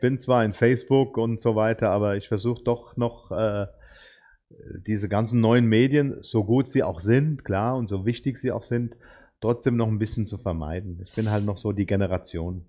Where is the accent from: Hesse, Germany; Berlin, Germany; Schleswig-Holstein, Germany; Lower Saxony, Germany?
Hesse, Germany; Ober-Ramstadt; moved away; bin hier in der Region nicht groß geworden. Ich komme eigentlich aus dem Odenwald, aus, dem, aus Oberramstadt